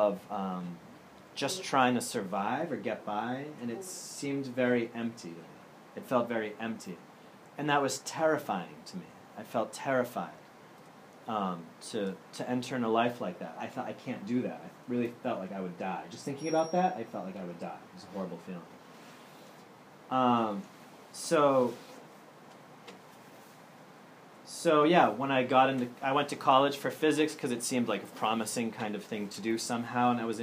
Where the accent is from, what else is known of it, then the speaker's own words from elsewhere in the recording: Andover, Massachusetts, United States; moved away as an adult; also born or lived in Germany; I'm from Andover, Massachusetts, originally